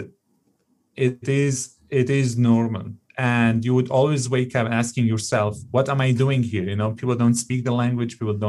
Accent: Canada; born there; And, you know, exactly as a Canadian born citizen, we in this country, we have our own challenges ahead of us.

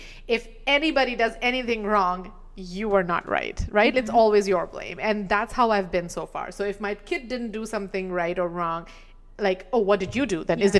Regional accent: India; we were talking about, you know, the general experiences we've had as an Indian woman.

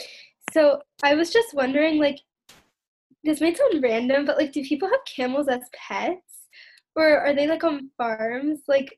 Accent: United States; I'm from the United States.

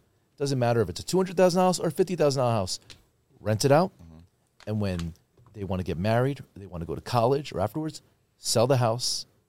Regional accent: Miami, Florida, United States; now in New York, United States; I'm born and raised in Miami, and for some reason I ended up in New York.

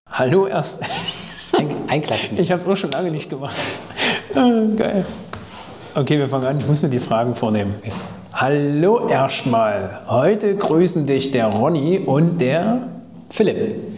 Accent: Thuringia, Germany; kommt eigentlich aus Thüringen, wie ich übrigens

